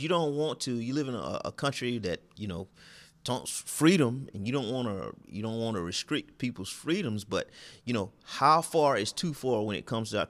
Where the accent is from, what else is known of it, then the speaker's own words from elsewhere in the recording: near Twin City, southeast Georgia, United States; I'm from the backwoods of Georgia, southeast Georgia.